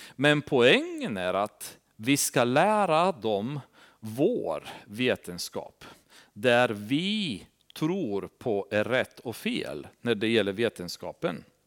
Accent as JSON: {"language": "Swedish", "region": "Transylvania", "country": "Romania", "moved": "yes", "lives_now": "Sweden", "said": "Vi har Transsylvanien, där jag kommer ifrån"}